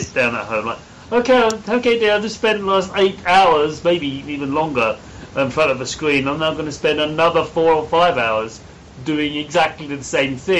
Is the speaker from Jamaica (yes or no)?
no; United Kingdom; I'm British and we don't have that over here